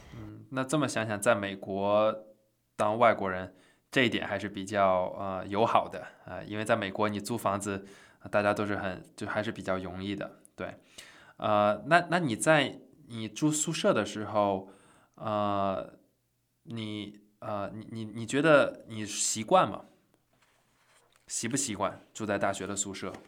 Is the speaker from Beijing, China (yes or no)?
yes; Beijing, China; moved away; 我是北京人，我也是中国人